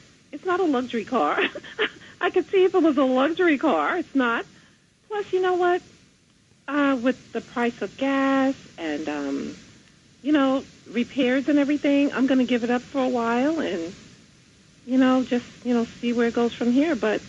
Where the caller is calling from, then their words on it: New York City, New York, United States; calling from Queens.